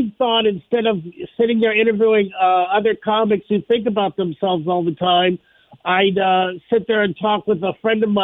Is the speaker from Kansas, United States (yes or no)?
yes; Kansas, United States; moved away; I'm a Midwest guy. I'm originally from Kansas